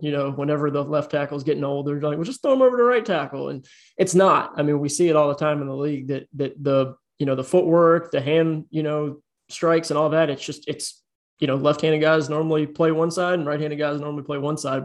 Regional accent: Richmond, Virginia, United States; I grew up in Virginia, grew up in Richmond, Virginia

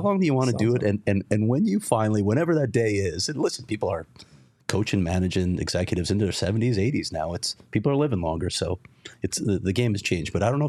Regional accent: Chicago, Illinois, United States; I grew up in Chicago.

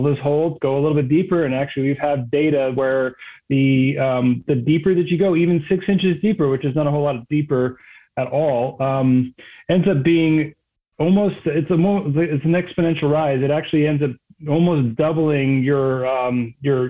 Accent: East Coast, just north of DC, Maryland, United States; moved away as an adult; I grew up on the East Coast, just north of DC

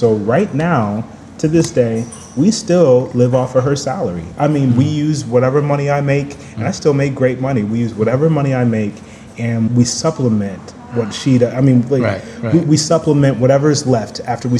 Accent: Dallas, Texas, United States; It's expensive to me because I'm from Dallas. So, that's twice as much as any apartment in Dallas.

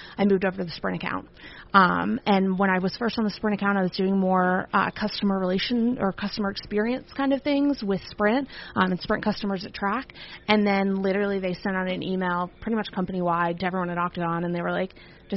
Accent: right outside of Philadelphia, Pennsylvania, United States; also born or lived in Virginia; I grew up right outside of Philadelphia.

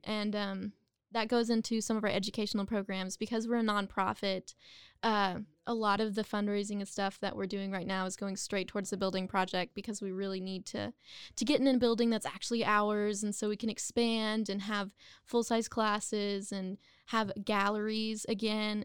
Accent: Waco, Texas, United States; also born or lived in Denton, Texas; I am a Waco native, and I went to high school here

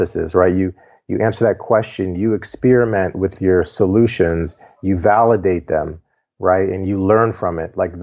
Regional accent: Cleveland Heights, Ohio, United States; I grew up in Cleveland Heights, Ohio

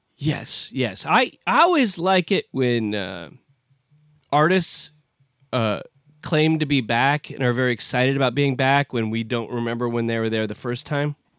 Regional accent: United States; I'm an American

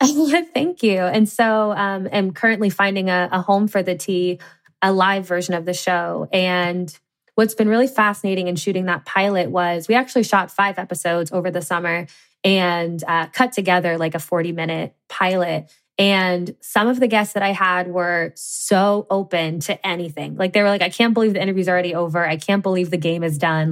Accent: Cincinnati, Ohio, United States; I grew up in the Midwest in Cincinnati, Ohio.

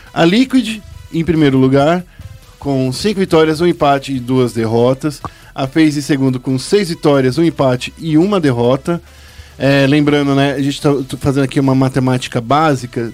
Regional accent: São Paulo, Brazil; also born or lived in Campo Limpo, São Paulo; Eu nasci no Capão Redondo.

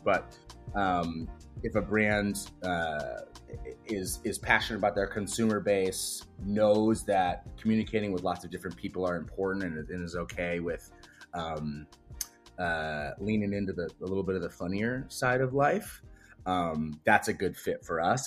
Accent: Wisconsin, United States; I'm from the Midwest, I gr, I grew up in Wisconsin.

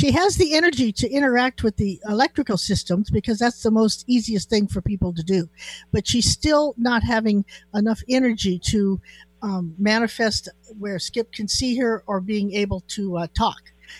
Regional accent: Chelan, Washington, United States; born there; You know, I was born in Chelan, you know.

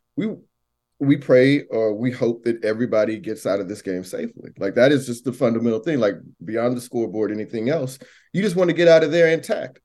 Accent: Missouri City, Texas, United States; from Missouri City

